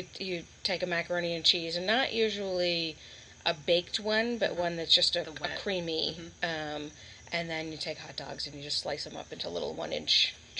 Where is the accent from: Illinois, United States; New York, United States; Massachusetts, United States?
Massachusetts, United States; Boston; I'm from Massachusetts, from mm-hmm. the Boston area.